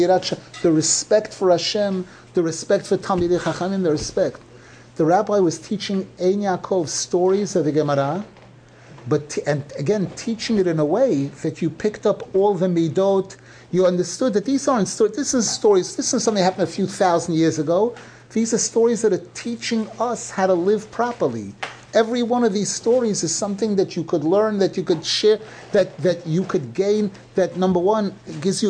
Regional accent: New York City, New York, United States; growing up in Brooklyn

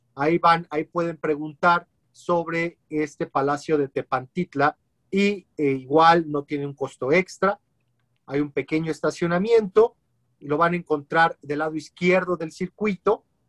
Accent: Mexico; como mexicanos

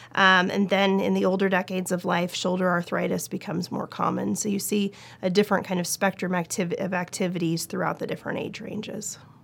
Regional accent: Portland, Oregon, United States; moved away as an adult; also born or lived in Los Angeles / Seattle / New York / Nashville; now in Kentucky, United States; I was born and raised in Portland, Oregon

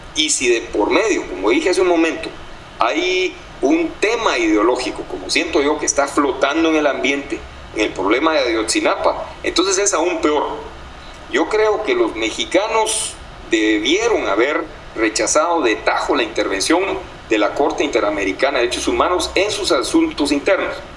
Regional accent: Guatemala; no somos los guatemaltecos quienes gobernamos ahora nuestro país

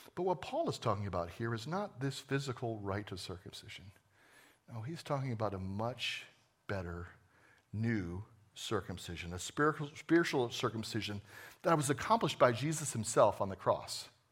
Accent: New Jersey, United States; I was born in New Jersey a long time ago

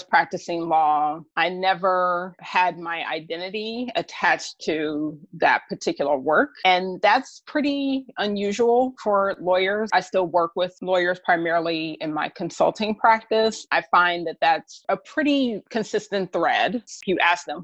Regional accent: Dayton, Ohio, United States; moved away as an adult; now in Washington, DC, United States; Dayton, Ohio, which is where I'm originally from.

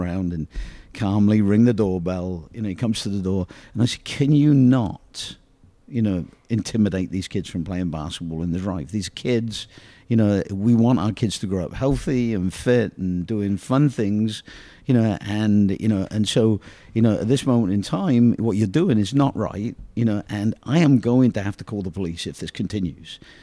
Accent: England, United Kingdom; born or raised there; moved away

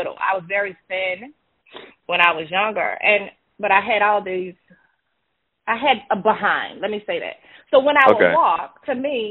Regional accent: Baton Rouge, Louisiana, United States; accent: Louisiana; born and raised in Baton Rouge, Louisiana

